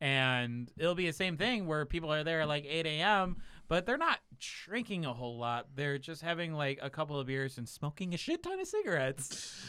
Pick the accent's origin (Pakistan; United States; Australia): United States; because I'm an American and I don't have to.